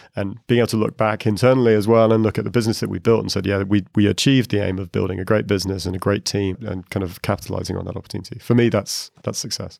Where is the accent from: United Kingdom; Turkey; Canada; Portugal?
United Kingdom; moved away as an adult; also born or lived in Asia; now in Dublin, Ireland; I'm a Brit, I just moved to Dublin